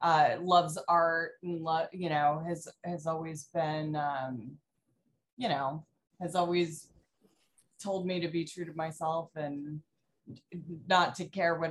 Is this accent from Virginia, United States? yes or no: yes; Virginia, United States; I grew up in Virginia, but I went to an art magnet school.